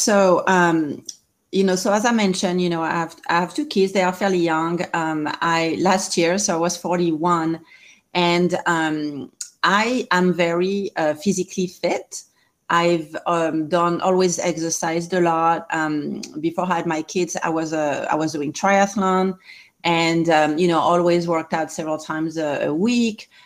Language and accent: English; France; English is a second language; moved away as an adult; now in Southern California, United States; I'm originally from France. I've been here 20 years